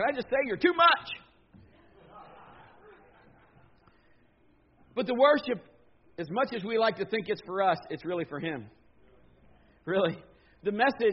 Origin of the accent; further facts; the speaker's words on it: Marion, United States; my schools that were there when I grew up in Marion